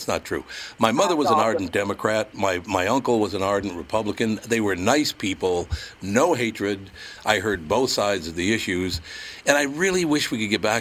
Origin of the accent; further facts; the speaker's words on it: Minneapolis, Minnesota, United States; I grew up in North Minneapolis, so I grew up in a neighborhood that's basically Catholics, blacks, and Jews